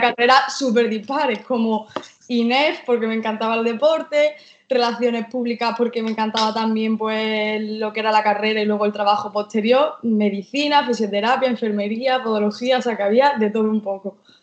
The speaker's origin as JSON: {"language": "Spanish", "town": "Jaén", "region": "Andalusia", "country": "Spain", "moved": "as an adult", "lives_now": "Málaga, Spain", "said": "vivo actualmente en Málaga, pero soy de Jaén. Vivo aquí en Málaga de hace unos"}